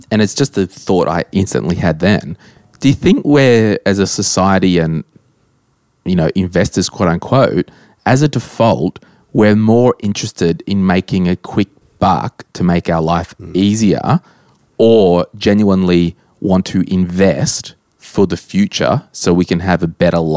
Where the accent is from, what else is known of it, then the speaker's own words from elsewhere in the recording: Southern California, United States; born and raised out here.